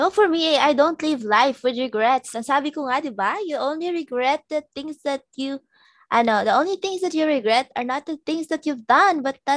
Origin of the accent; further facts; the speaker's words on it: Philippines; moved away as an adult; now in Norway; I'm Filipino yeah. I miss Philippines